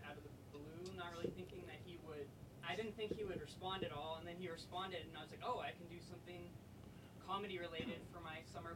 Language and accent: English; Davis, California, United States; moved away; I'm from Davis, California.